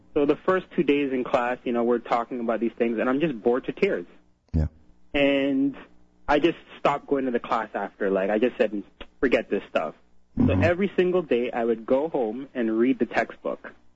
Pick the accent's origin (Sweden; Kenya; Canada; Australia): Canada; also born or lived in Trinidad; born here in Canada